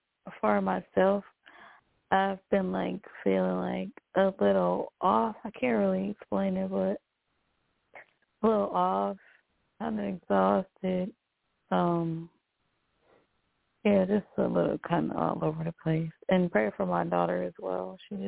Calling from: New York, United States; calling from New York.

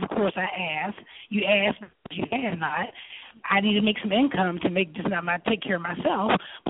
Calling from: California, United States; I am in it's about 30 minutes outside of San Diego, so somehow I made it.

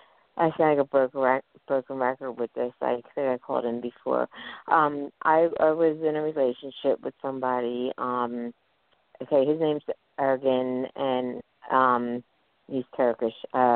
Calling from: Philadelphia, Pennsylvania, United States; I'm calling from Philadelphia, Pennsylvania.

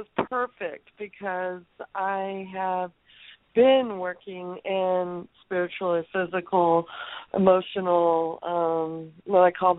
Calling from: California, United States; I'm calling from California.

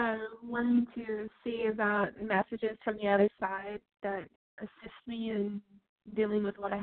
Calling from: North Texas, United States; I'm calling from Texas. North Texas.

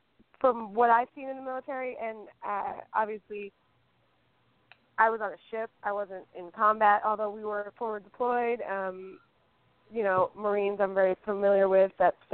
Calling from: Raleigh, North Carolina, United States; I'm calling from Raleigh, North Carolina.

